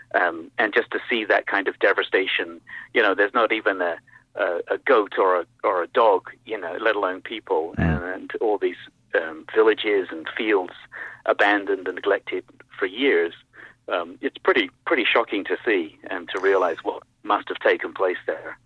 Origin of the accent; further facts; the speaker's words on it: United States; as an American